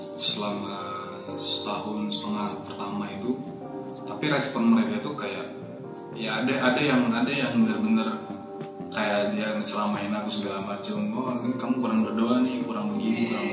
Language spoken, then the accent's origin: Indonesian; Medan, North Sumatra, Indonesia; moved away as an adult; now in Yogyakarta, Indonesia; asalnya dari Medan, tapi kuliah di Atma Jaya angkatan 2011